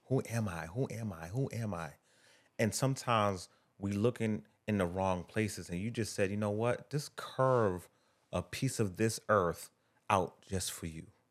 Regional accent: Boston, Massachusetts, United States; I grew up in Phil's Corner, right? It's, it was, at the time, it was one of the worst places to live in, uh, Boston

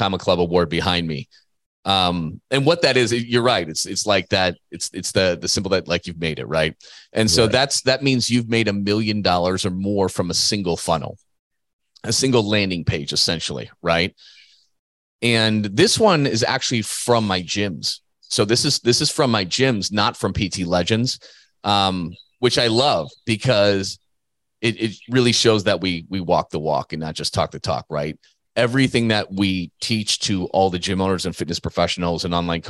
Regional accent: Midwest, United States; the way I was raised by farmers in the Midwest.

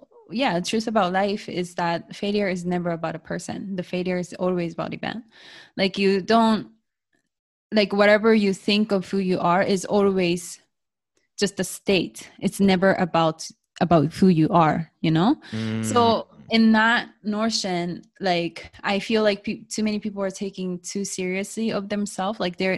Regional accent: Japan; English is a second language; growing up in Japanese education system, like opinion is never asked.

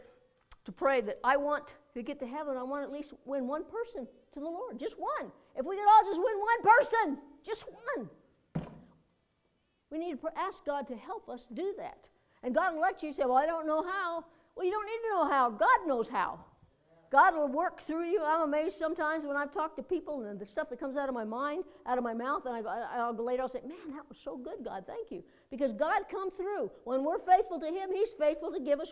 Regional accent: United States; I'm an American

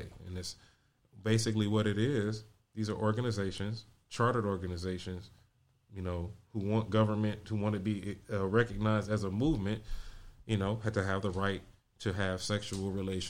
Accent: Compton, California, United States; Nigga, I grew up in Compton.

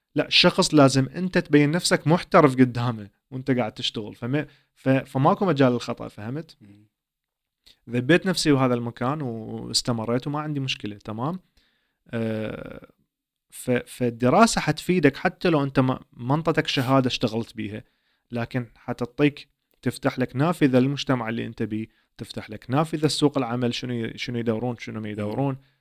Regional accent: Iraq; first language Arabic; now in Sweden; عائله عراقيه نفس ثقافتي نفس لهجتي نفس احتمال المكان اللي جيت من عنده

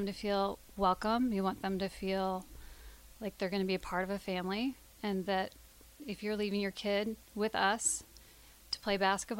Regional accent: Ames, Iowa, United States; moved away as an adult; now in Lincoln, United States; I'm from Ames, Iowa

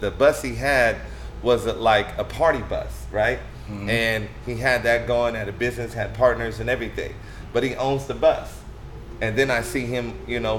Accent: Stockton, California, United States; also born or lived in Sacramento; I'm from Stockton, born and raised.

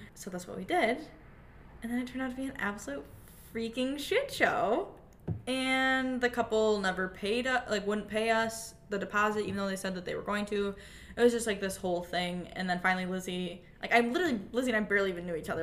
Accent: Michigan, United States; I'm from Michigan

